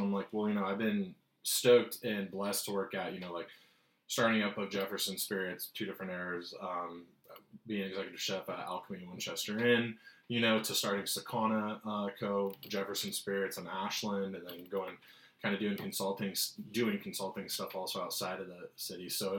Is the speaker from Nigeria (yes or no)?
no; Rosarito, Baja California, Mexico; I grew up in Baja, California, majority of my childhood in a town called Rosarito. And literally like 4 months out of each year of my life until I was like 13, I would be in Mexico and stuff.